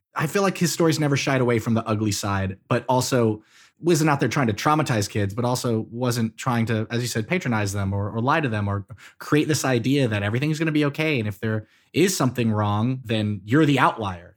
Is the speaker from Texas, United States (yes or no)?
yes; Texas, United States; my home state is the size of several countries